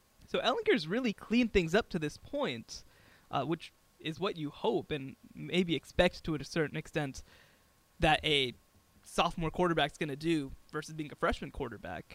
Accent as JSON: {"language": "English", "town": "Dallas", "region": "Texas", "country": "United States", "said": "I'm from Dallas"}